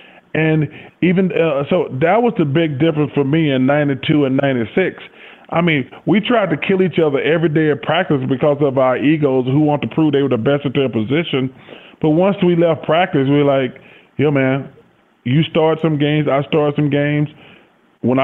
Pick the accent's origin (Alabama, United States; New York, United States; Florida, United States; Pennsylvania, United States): Alabama, United States; Leeds; And growing up in Leeds, it's only like 2 hours from Atlanta. So everybody got a chance to come.